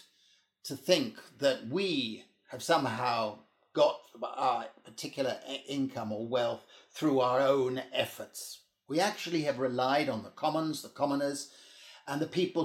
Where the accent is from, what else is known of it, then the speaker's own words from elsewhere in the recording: United Kingdom; now in Europe; I'm British, I'm a British citizen, but I work and live in Europe